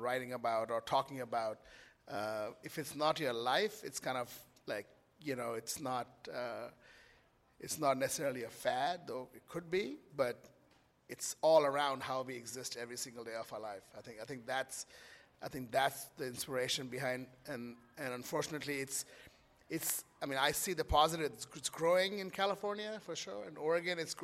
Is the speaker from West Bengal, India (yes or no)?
yes; Kolkata, West Bengal, India; moved away; also born or lived in New York; I grew up in Calcutta